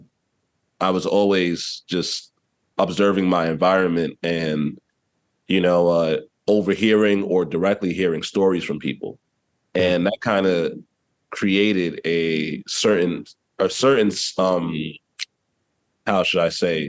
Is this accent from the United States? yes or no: yes; New York City, New York, United States; I was raised, so I'm from East Harlem, originally, also known as Spanish Harlem or El Barrio to some.